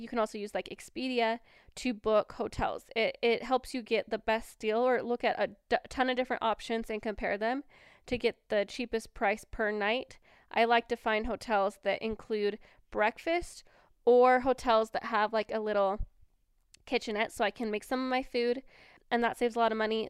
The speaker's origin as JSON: {"language": "English", "region": "Washington", "country": "United States", "tie": "born or raised there", "moved": "as an adult", "lives_now": "Cache Valley, Utah, United States", "said": "I was born and raised in Washington"}